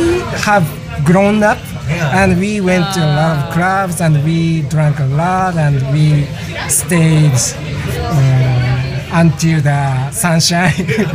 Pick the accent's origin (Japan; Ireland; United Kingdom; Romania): Japan; Tokyo; English is a second language; also born or lived in New York; I was born and raised in Tokyo.